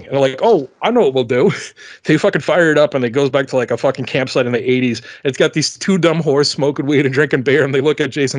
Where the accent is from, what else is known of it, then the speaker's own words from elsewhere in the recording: tri-state area, United States; I'm from, you know, the Tri-Cities, you know, I'm from the Tri-States, not Tri-Cities, Tri-State.